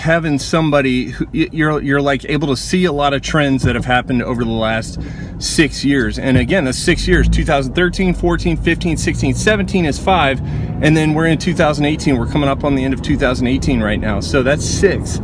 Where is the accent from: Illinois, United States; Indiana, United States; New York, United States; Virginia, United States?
Indiana, United States; Indianapolis; I'm from Indianapolis, Indiana.